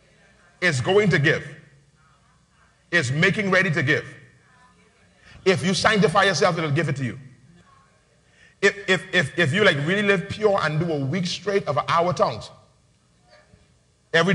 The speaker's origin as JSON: {"language": "English", "town": "Nassau", "region": "New Providence", "country": "Bahamas", "tie": "born or raised there", "said": "when I was growing up in Palm Beach Street"}